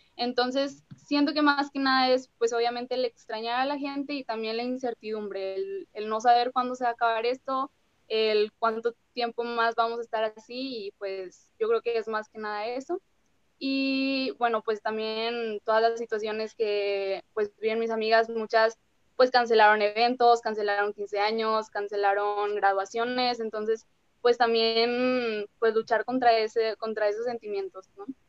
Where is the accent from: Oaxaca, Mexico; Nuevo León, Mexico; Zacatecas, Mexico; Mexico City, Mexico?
Nuevo León, Mexico; Monterrey; soy de Monterrey